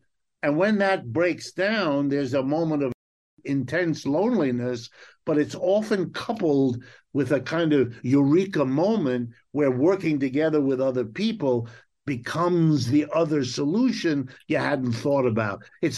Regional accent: United States; my family is French and German. I'm an American, but my folks came here from there.

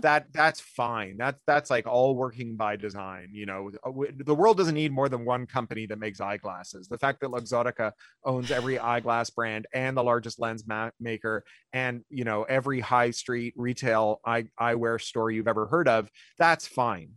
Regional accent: Ontario, Canada; moved away; I grew up in Ontario

